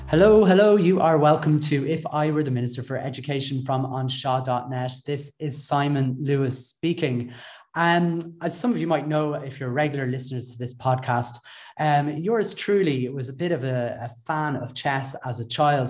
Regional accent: Ireland; accent: Irish; played for my country, uh, for Ireland, that is, uh, uh just in case my accent didn't give me away

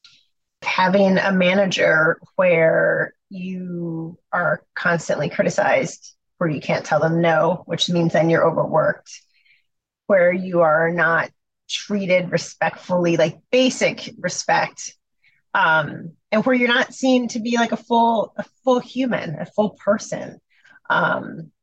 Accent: Chicago, Illinois, United States; moved away as an adult; I'm from Chicago. My family was in Chicago and I was not working in Chicago.

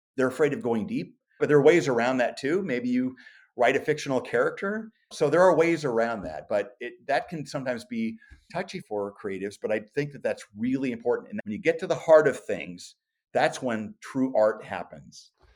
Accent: Omaha, Nebraska, United States; growing up in South Omaha in a small working class neighborhood

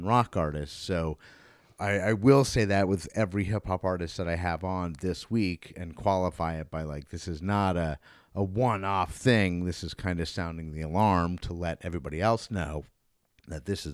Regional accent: Vermont, United States; I grew up in Vermont

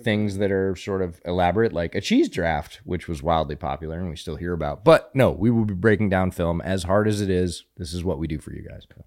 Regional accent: Pennsylvania, United States; now in Texas, United States; I grew up around Pennsylvania high school football, which is also a semi-religious experience

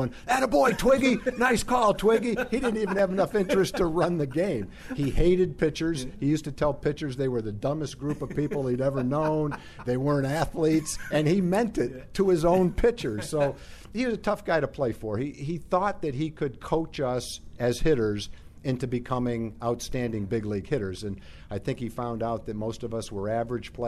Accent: New England, United States; moved away as an adult; now in Texas, United States; I'm from New England

